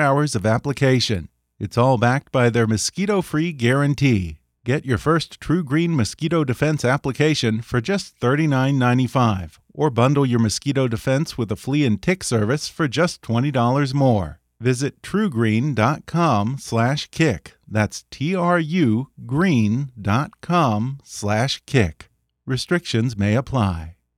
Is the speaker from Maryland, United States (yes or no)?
no; Texas, United States; now in California, United States; I grew up in Texas